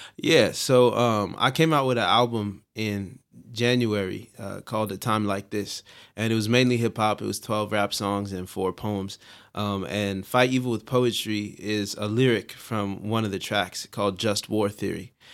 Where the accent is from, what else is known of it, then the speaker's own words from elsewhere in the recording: Long Beach, California, United States; I am from Long Beach, California